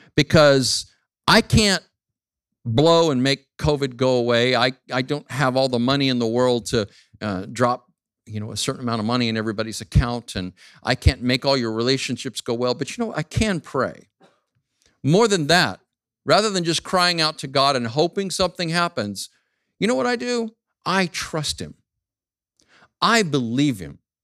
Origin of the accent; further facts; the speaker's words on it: Phoenix, Arizona, United States; moved away as an adult; my hometown, Phoenix, Arizona